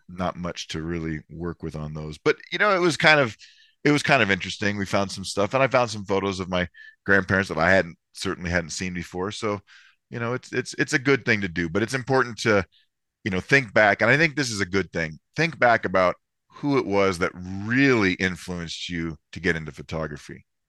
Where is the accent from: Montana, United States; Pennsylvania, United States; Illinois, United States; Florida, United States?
Florida, United States; I grew up in Florida